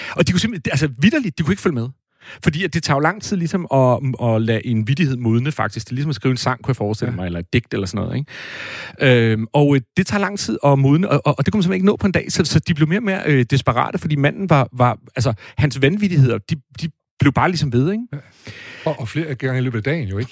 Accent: Næstved, Zealand, Denmark; moved away; also born or lived in Brabrand, Aarhus; jeg kommer fra Næstved

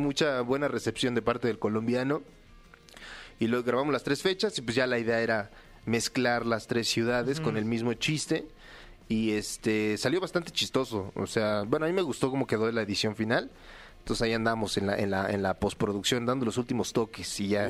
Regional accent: Mexico; yo soy el único mexicano

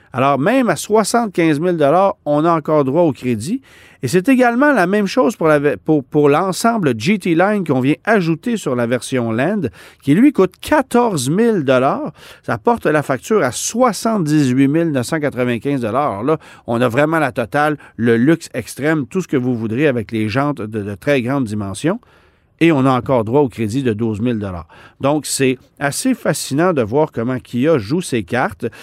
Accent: Canada; chez nous au Canada

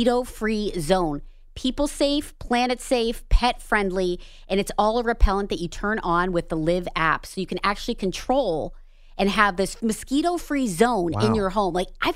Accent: Erie, Pennsylvania, United States; Erie, Pennsylvania, my hometown

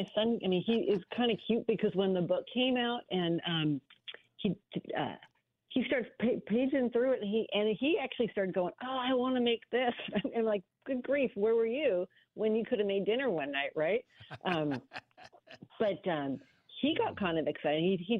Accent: the Northwest, Pacific Northwest, United States; growing up in the Northwest where you can't grill all the time

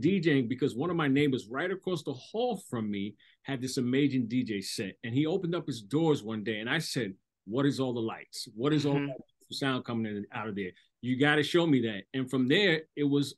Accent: Hempstead, New York, United States; I'm from Hempstead, Long Island, New York

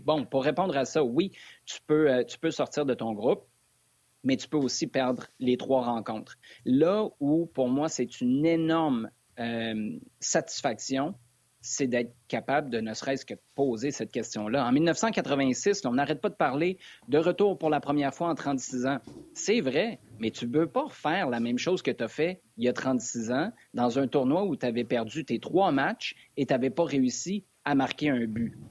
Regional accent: Quebec City, Quebec, Canada; moi je suis de Québec à la base

